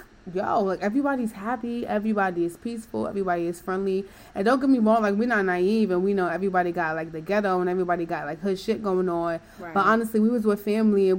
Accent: New York, United States; I'm from New York

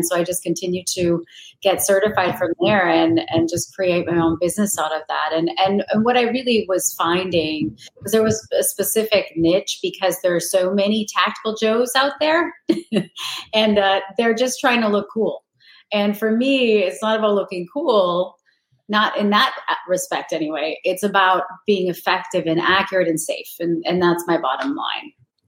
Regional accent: Minnesota, United States; Well, I'm from Minnesota, so I used to shoot in my backyard because that's what you do there.

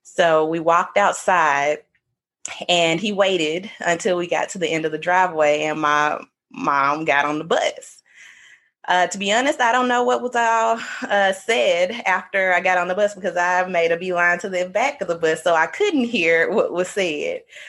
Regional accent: Mississippi, United States; we're from Mississippi

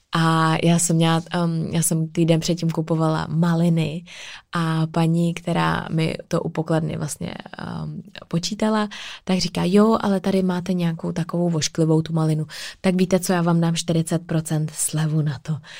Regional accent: Czechia; tady u nás v Čechách

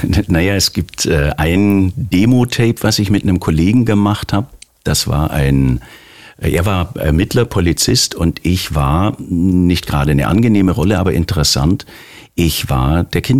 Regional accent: Baden-Württemberg, Germany; born there; Ich bin gebürtiger Schwabe

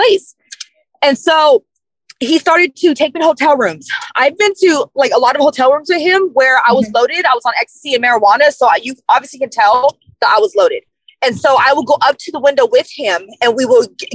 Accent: Sacramento, California, United States; also born or lived in San Francisco / San Mateo County; So I was born in San Francisco, but I went to Sacramento, from the age of 4 to 14

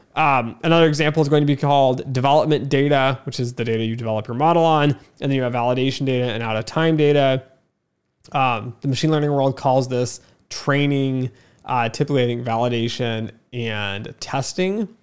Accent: United States; even as an American

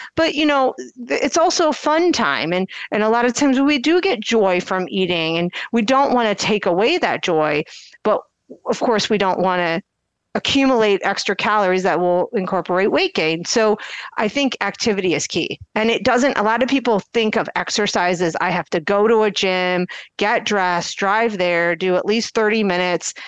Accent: Akron, Ohio, United States; I'm from the Akron area

